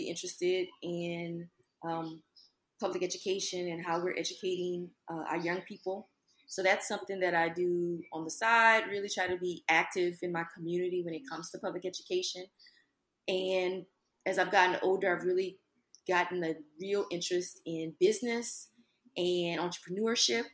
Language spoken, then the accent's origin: English; Lafayette, Louisiana, United States; now in Baton Rouge, United States; I am born and raised in Lafayette, Louisiana. Love my hometown